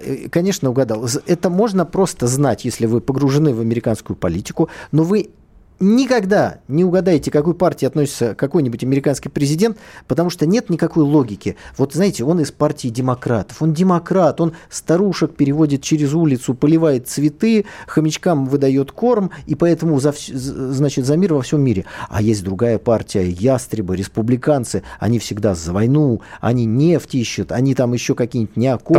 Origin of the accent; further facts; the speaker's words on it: Saint Petersburg, Russia; я питерец, да, я из Питера